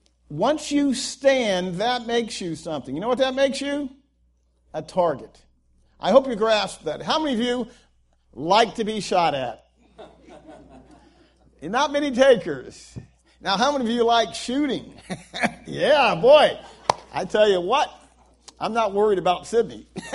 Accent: Guam; born there; I could have been born in El Salvador. And instead, I was born in Guam. and that's because my dad was a Marine.

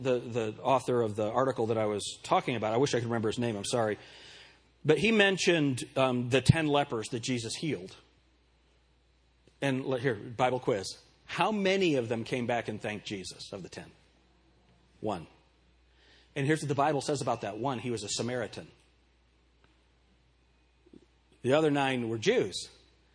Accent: Pueblo, Colorado, United States; born in Pueblo, Colorado

